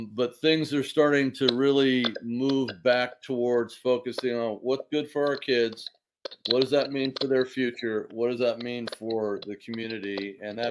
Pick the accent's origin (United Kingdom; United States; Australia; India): United States; Laguna Beach, California; now in Washington, D.C., United States; I grew up a surfer in Southern California in Laguna Beach